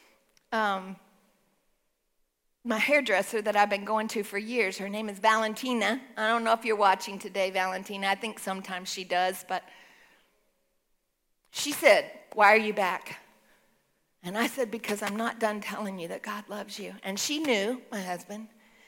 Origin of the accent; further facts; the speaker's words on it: Texas, United States; I'm a Texan